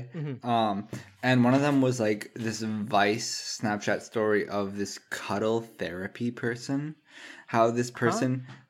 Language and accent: English; East Coast, United States; growing up in the fucking East Coast